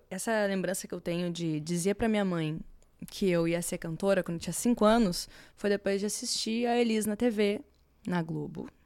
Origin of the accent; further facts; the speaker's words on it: Porto Alegre, Rio Grande do Sul, Brazil; Sou gaúcha de Porto Alegre